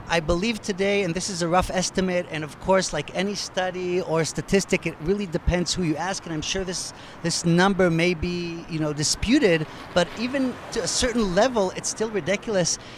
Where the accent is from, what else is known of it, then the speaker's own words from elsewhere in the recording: United States; accent: American; also born or lived in Israel; now in Tel Aviv, Israel; as an American